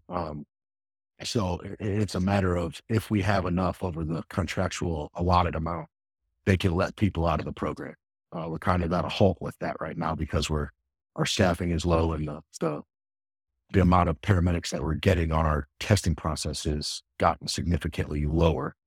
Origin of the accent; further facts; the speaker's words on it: Akron, Ohio, United States; I grew up in Akron, Ohio.